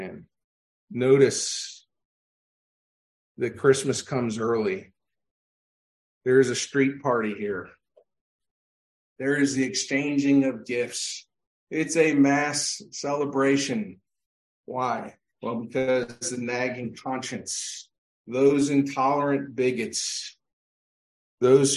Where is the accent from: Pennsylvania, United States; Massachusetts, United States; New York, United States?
Pennsylvania, United States; growing up in Pennsylvania